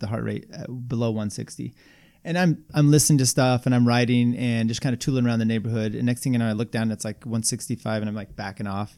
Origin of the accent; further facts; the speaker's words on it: the Northwest, Pacific Northwest, United States; moved away; also born or lived in Colorado; I lived over in the eastern part of Washington, Oregon